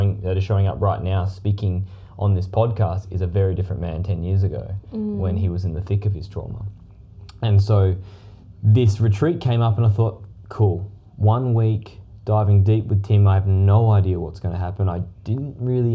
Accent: Perth, Western Australia, Australia; moved away; We're originally from Perth.

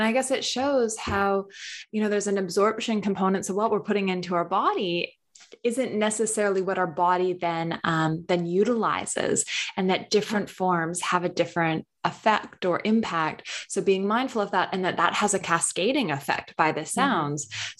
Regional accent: United States; Because I am from North America, so I don't know if you guys had it in Australia, but the Got Milk campaign, I grew up with all these celebrities having a milk mustache

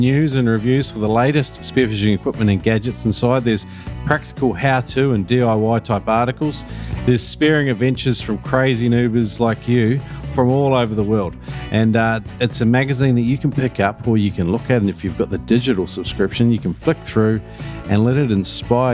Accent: New Zealand; accent: Kiwi; my terrible Kiwi accent

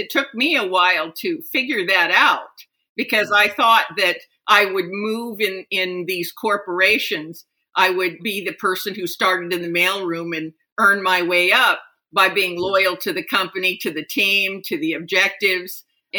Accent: Japan; Yes. For 16 years, I lived in Japan.

